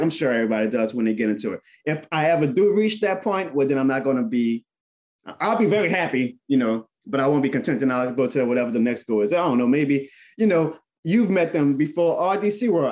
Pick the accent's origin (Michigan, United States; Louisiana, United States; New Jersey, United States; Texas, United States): Louisiana, United States; New Orleans; New Orleans. That's my hometown.